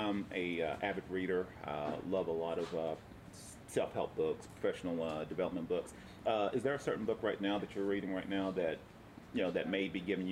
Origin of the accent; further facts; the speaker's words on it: Tennessee, United States; moved away as an adult; now in Oceanside, United States; I'm originally from Tennessee